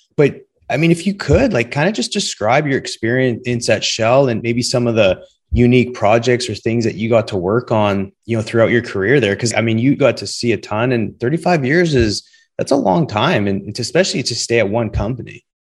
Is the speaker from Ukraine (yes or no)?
no; Western Canada, Canada; being from Canada, Western Canada to be specific, growing up